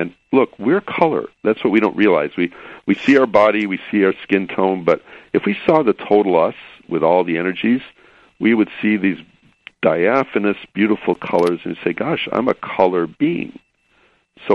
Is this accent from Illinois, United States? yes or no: yes; Chicago, Illinois, United States; now in California, United States; I grew up in Chicago